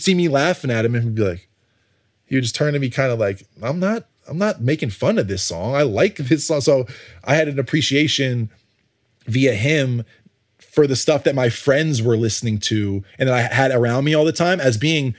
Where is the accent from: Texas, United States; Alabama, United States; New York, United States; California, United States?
New York, United States; I'm not from Atlanta. But I grew up in New York, and trust me, like my friends say hi to each other.